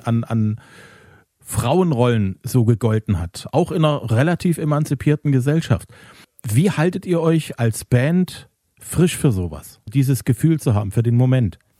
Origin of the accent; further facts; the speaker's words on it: Zwickau, Saxony, Germany; in meiner Heimatstadt